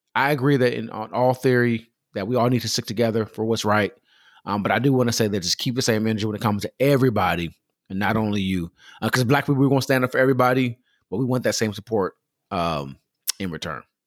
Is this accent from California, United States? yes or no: yes; Pomona, California, United States; I grew up in Pomona, California, Los Angeles, California, that area in Southern California